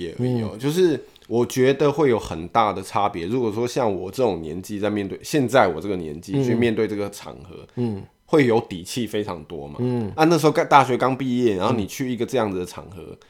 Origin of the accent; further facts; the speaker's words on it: Taiwan; 我们台湾人